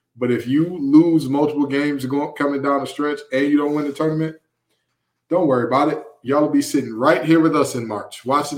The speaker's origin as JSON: {"language": "English", "town": "Detroit", "region": "Michigan", "country": "United States", "said": "So for those of you who don't know, I'm from Detroit, Michigan, okay?"}